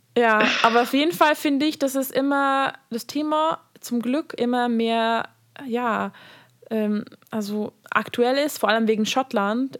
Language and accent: German; Hungary; now in Berlin, Germany; ich komme aus Ungarn